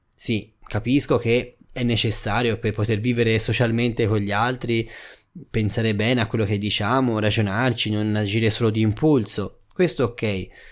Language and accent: Italian; Tuscany, Italy; Da buon toscano